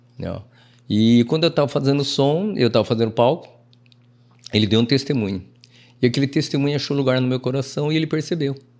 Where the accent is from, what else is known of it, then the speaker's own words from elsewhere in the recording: Londrina, Paraná, Brazil; sou londrinense pé vermelho. Pé nasci, vermelho. Nascido na Vila Nova de Parteira.